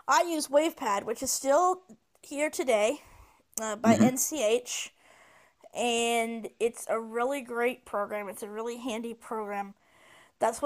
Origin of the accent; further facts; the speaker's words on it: Phoenix, Arizona, United States; also born or lived in Minnesota / California / Mexico; I spent most of my life in Phoenix, Arizona. That's where I was raised and went to school and grew up